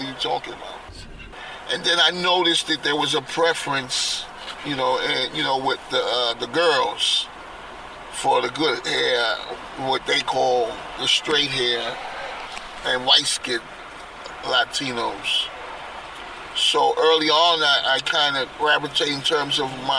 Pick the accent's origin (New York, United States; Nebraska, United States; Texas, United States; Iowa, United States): New York, United States; New York City; Born and raised in Yankee Stadium area, Highbridge, all my life